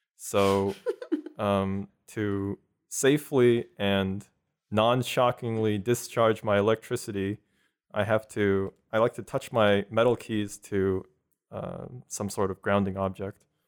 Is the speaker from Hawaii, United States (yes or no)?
no; Houston, Texas, United States; also born or lived in South Korea; originally, I'm from South Korea. I moved here when I was three to the Houston area